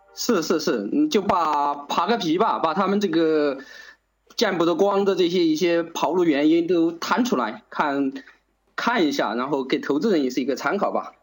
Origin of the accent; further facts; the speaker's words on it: China; 所以我们中国人很多